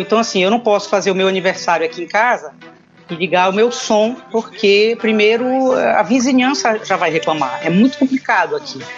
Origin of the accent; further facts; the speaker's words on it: Belém, Pará, Brazil; moved away as an adult; also born or lived in Rio de Janeiro, Brazil; now in Braga, Portugal; Sim, sou paraense e saí de Belém tem o quê? 16